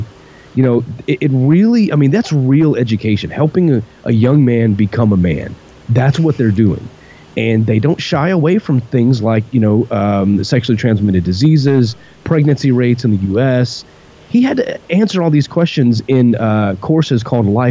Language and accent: English; Texas, United States; growing up in Texas